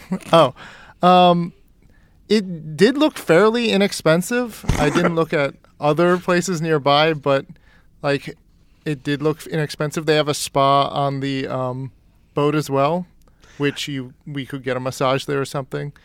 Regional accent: East Coast, United States; moved away; I grew up on the East Coast

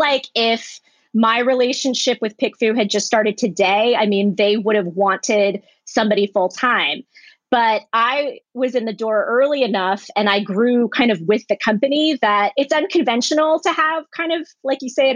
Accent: Springfield, Virginia, United States; moved away as an adult; also born or lived in Orange County, California; now in Los Angeles, United States; my town, Springfield, Virginia

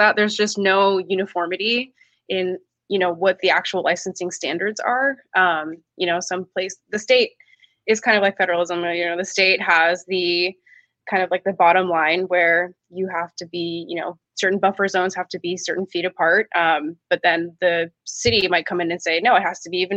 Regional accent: Seattle, Washington, United States; I grew up in Seattle

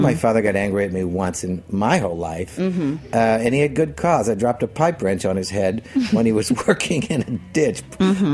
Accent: Southern Illinois, United States; moved away; we go down to Southern Illinois to visit them and do a book reading down there for my local, my hometown.

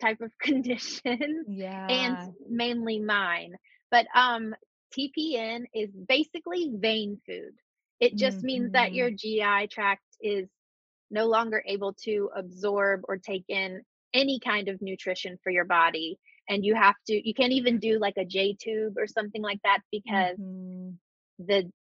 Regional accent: Birmingham, Alabama, United States; I'm from Birmingham, Alabama

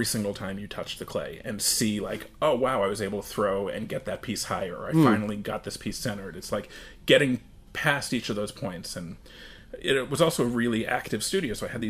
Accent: Westchester County, New York, United States; I grew up in New York, just outside of the city, Westchester County

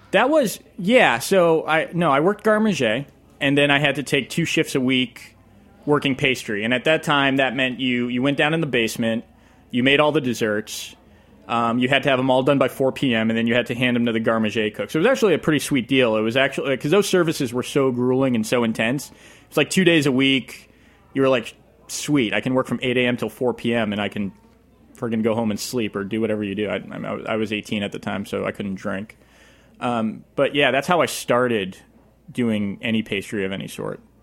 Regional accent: Leominster, Massachusetts, United States; I grew up in Leominster, Massachusetts

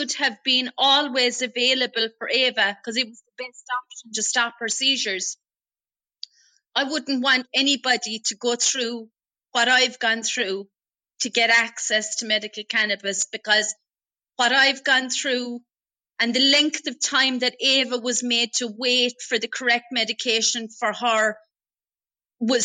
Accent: Ireland

